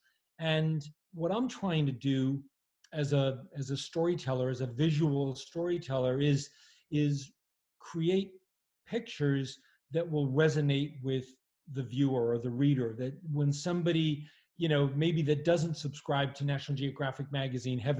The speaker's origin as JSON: {"language": "English", "region": "Massachusetts", "country": "United States", "tie": "born or raised there", "said": "I grew up in a little town in Massachusetts"}